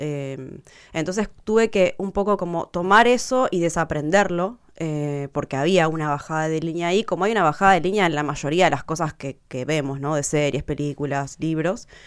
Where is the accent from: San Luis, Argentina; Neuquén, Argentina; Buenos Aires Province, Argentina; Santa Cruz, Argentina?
Santa Cruz, Argentina; Río Gallegos; moved away as an adult; Yo pasé mi adolescencia en Río Gallegos, de los 12 a los 18 años.